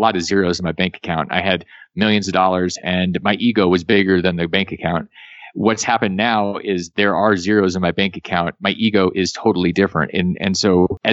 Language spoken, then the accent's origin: English; Alaska, United States; moved away as an adult; I came from Alaska.